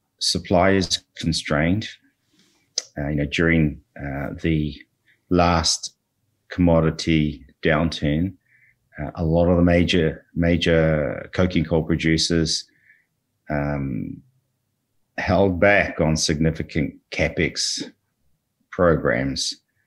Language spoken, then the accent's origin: English; New Zealand; moved away as an adult; also born or lived in Australia; now in Canada; Originally New Zealand. Spent a lot of time in Australia over the last 15 to 20 years learning the mining game as an ex-lawyer, but resident in Canada now for the last 3 years.